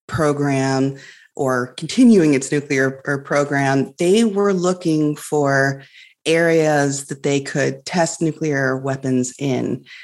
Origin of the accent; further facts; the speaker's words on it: Illinois, United States; I grew up in Illinois, which is on the prairie.